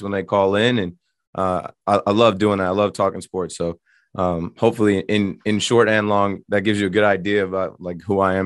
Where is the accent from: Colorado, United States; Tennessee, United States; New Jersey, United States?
New Jersey, United States; I'm from Jersey.